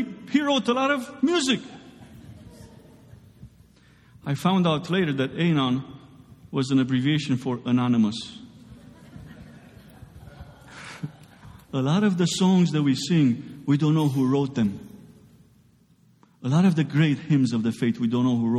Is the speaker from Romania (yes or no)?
yes; Romania; moved away; I grew up in Romania